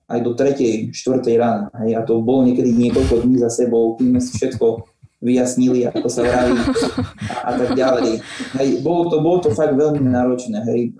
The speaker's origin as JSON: {"language": "Slovak", "town": "Spišská Nová Ves", "region": "Košice Region", "country": "Slovakia", "also_born_or_lived": "Prešov", "first_language": "Slovak"}